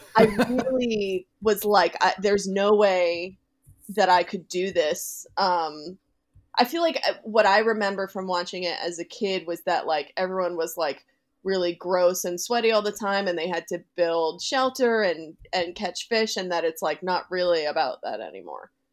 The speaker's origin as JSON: {"language": "English", "town": "Boston", "region": "Massachusetts", "country": "United States", "said": "I'm from the Boston area"}